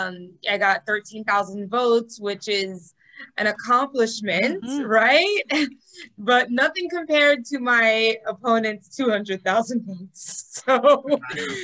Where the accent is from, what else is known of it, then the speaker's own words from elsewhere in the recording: Miami, Florida, United States; I am born and raised in Miami, Florida.